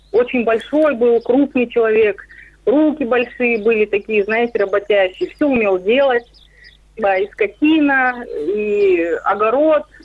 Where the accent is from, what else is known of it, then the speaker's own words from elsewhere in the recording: Karaganda, Karaganda Region, Kazakhstan; Я родилась и живу в Казахстане, в Караганде. А, ну, мои родители, они все родом э, из России.